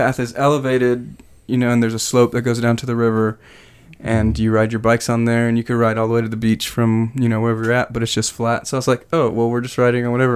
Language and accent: English; Southern California, United States; moved away; I grew up in Southern California